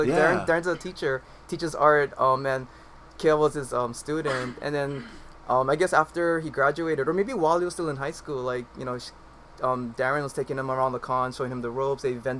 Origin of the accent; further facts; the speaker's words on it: Philippines; I'm a Filipino. I can say that.